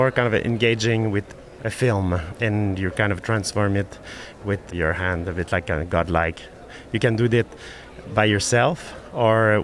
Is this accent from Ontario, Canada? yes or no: no; Montreal, Quebec, Canada; I'm from Montreal